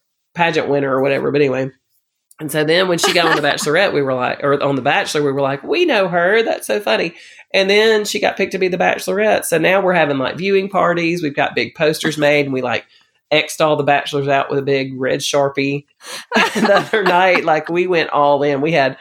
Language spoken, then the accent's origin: English; Alabama, United States; I'm from Alabama.